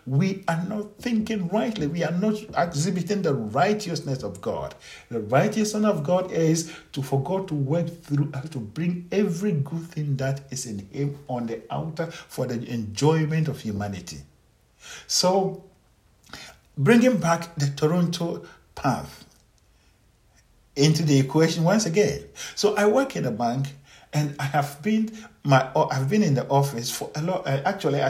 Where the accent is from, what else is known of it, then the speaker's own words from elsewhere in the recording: Ghana; as an African, as a Ghanaian, who was born in a village, raised by poor people, raised by unknown people, grew up in some difficult situation